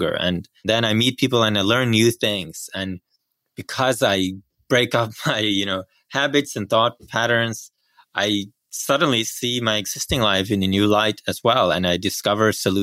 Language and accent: English; Bergen, Vestland, Norway; moved away; I grew up in Bergen, Norway, which is on the West Coast